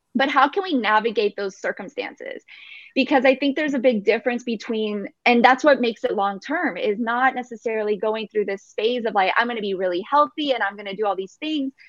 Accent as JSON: {"language": "English", "region": "Texas", "country": "United States", "tie": "born or raised there", "said": "I was born in here in America and in, in Texas."}